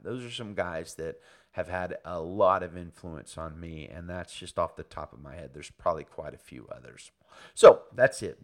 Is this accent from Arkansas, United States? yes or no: no; Birmingham, Alabama, United States; moved away as an adult; now in Salinas, United States; I was born and raised in and around Birmingham, Alabama